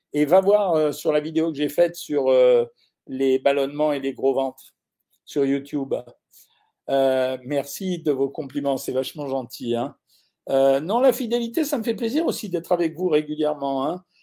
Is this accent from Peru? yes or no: no; Orange, Provence-Alpes-Côte d'Azur, France; je suis né à Orange